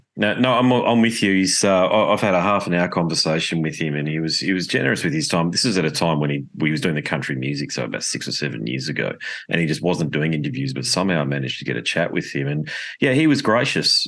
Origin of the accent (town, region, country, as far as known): Australia